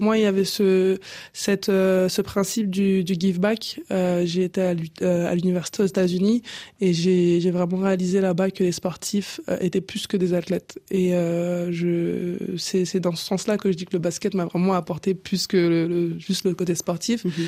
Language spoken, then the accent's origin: French; La Courneuve, Île-de-France, France; also born or lived in Cameroon; J'ai grandi à La Courneuve, en Seine-Saint-Denis. Je suis originaire du Cameroun